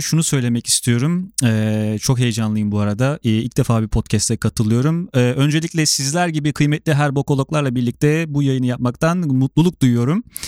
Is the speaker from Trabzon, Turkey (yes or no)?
no; Sivas Province, Turkey; ben de Sivaslıyım.